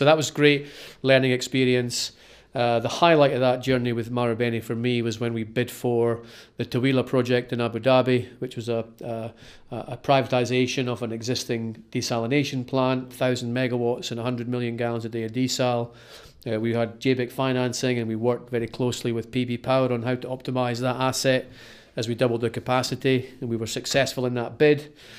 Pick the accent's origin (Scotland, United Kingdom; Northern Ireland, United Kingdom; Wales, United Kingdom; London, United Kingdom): Scotland, United Kingdom; Kirkcaldy; Well, I grew up in Kirkcaldy, in Fife, on the east coast of Fife, and that's where I went to school.